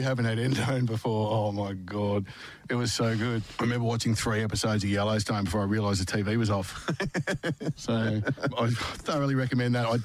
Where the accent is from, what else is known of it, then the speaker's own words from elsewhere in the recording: Geelong, Victoria, Australia; I was born and bred in Geelong